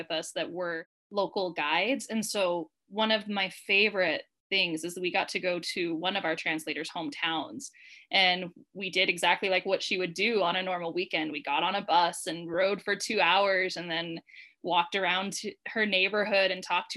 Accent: Utah, United States; I grew up in Utah, which is a fairly homogenous community

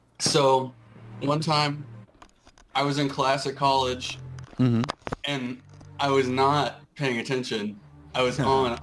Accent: St. Louis, Missouri, United States; I'm from St. Louis.

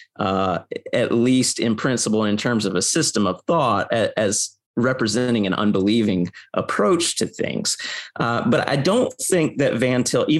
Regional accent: United States; I grew up in the American public school system

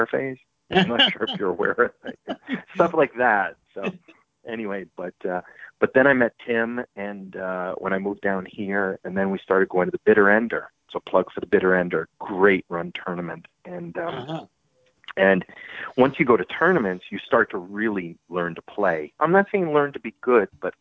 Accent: Montreal, Quebec, Canada; moved away; also born or lived in North Carolina; I'm from Montreal in Canada

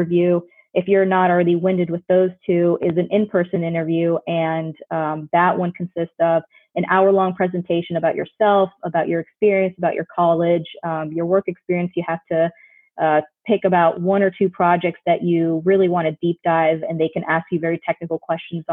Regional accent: Orlando, Florida, United States; I grew up in Orlando, Florida

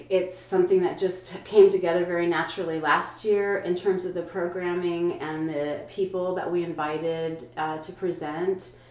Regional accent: San Antonio, Texas, United States; also born or lived in Los Angeles; now in Marfa, United States; I'm a native Texan. I grew up in San Antonio, Texas

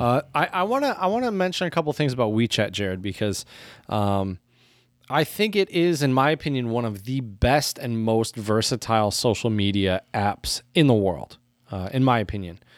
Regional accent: United States; as an American

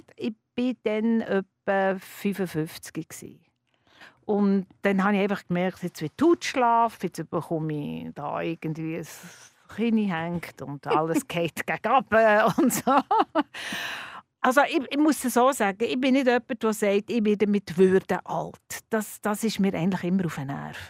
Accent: Bern, Switzerland; now in Zürich, Switzerland; als Bernerin

